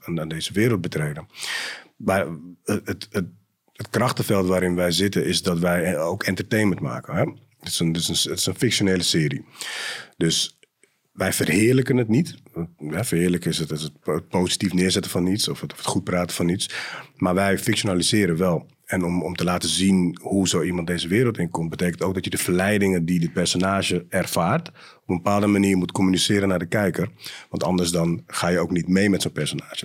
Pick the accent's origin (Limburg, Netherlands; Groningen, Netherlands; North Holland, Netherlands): North Holland, Netherlands; Amsterdam; geboren in Amsterdam West, opgegroeid in Amsterdam Zuid ook.